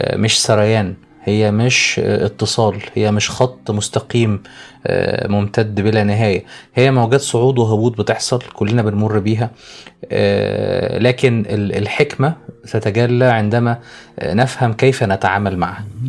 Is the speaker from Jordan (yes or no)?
no; Egypt; عندنا في مصر